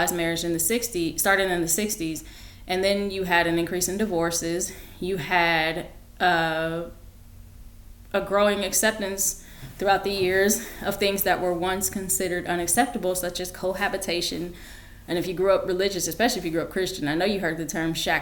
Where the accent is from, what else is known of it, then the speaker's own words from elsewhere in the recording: United States; I am African American